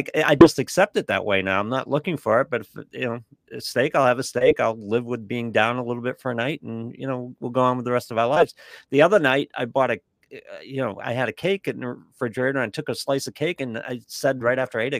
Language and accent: English; United States; I'm an American guy.